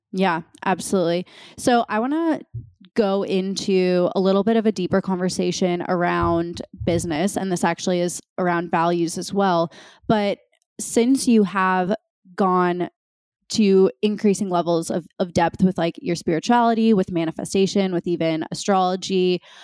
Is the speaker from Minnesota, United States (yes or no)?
yes; Minnesota, United States; born or raised there; moved away as an adult